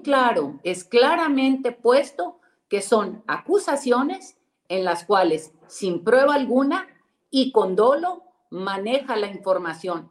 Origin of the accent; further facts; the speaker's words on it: Nuevo León, Mexico; vivo en Nuevo León, soy de Nuevo León o estoy aquí, aquí es donde resido